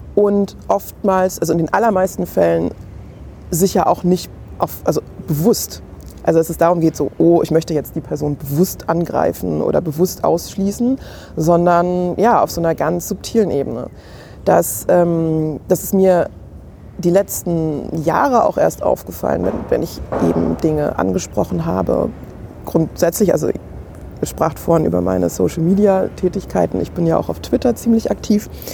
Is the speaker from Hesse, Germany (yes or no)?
yes; Main-Kinzig-Kreis, Hesse, Germany; also born or lived in Hanau; ich bin in Hanau geboren und bin aber nicht direkt in Hanau groß geworden, sondern so wirklich klassisch mein Kinzig-Kreis